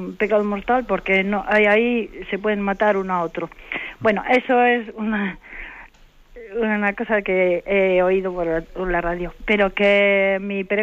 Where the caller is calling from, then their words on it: Santander, Cantabria, Spain; Buenos días … de Santander.